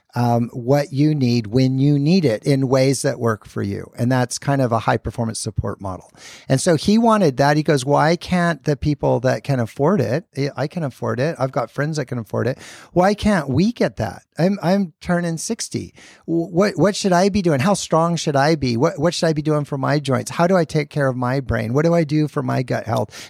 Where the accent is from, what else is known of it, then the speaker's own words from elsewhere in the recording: Bend, Oregon, United States; moved away as an adult; also born or lived in Idaho; I grew up in Bend, Oregon, so not that, that far, just one state north.